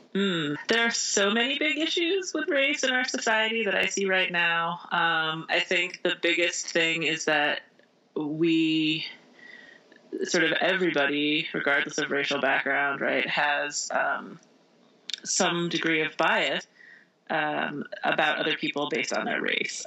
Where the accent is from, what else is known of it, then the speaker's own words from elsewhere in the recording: Indiana, United States; also born or lived in Michigan / New York City; now in Vermont, United States; I grew up in Indiana, but I was born in Michigan